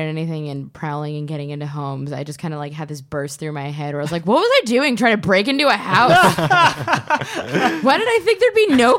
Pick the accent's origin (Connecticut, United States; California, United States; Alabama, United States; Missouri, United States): California, United States; Orange County; because I grew up in Orange County